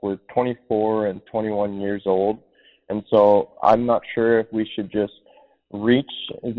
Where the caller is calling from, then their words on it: Redmond, Washington, United States; I'm calling from Redmond, Washington